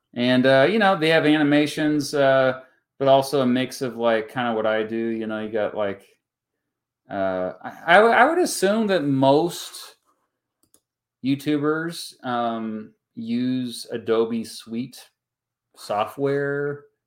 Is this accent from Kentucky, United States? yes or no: no; Augusta, Kansas, United States; now in northeastern Kansas, United States; I'm from the Wichita, Kansas area. I'm from Augusta, which is just outside of, of, uh, Wichita. Now I live in northeastern Kansas